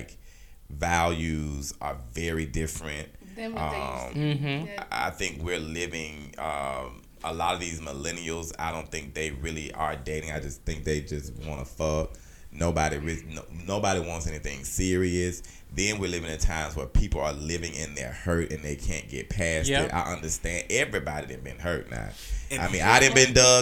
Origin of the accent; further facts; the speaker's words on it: Alabama, United States; Me being from Alabama